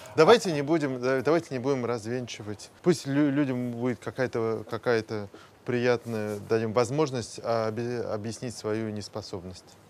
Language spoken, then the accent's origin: Russian; Moscow, Russia; я родился в Москве